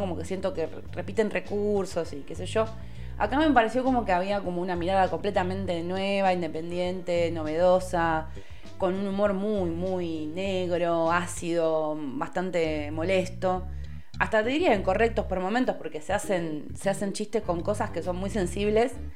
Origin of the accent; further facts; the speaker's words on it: Lomas de Zamora, Buenos Aires Province, Argentina; yo soy de Loma de Zamora